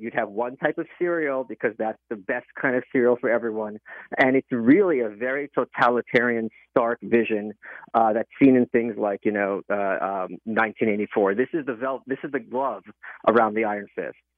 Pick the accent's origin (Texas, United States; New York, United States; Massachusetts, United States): New York, United States; New York City; also born or lived in Soviet Union; I was born in the Soviet Union, grew up in Brooklyn